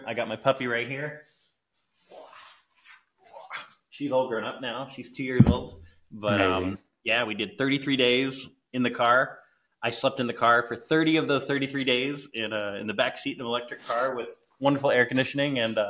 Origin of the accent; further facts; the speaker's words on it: Clearwater, Florida, United States; I got back to my hometown in Clearwater, Florida. It's a little beach, sleepy beach town.